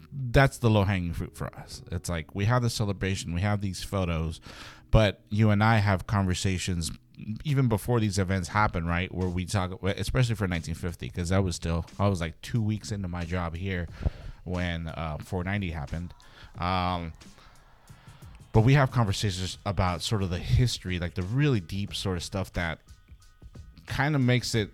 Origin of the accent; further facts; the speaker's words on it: California, United States; born there; I was born in the Mission, but I left, you know, and didn't come back until, you know, a couple of decades after.